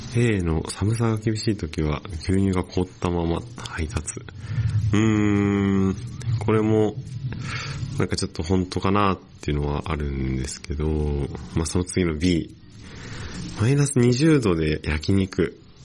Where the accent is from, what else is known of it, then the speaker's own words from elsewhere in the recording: Yokosuka, Kanagawa, Japan; 神奈川県横須賀市出身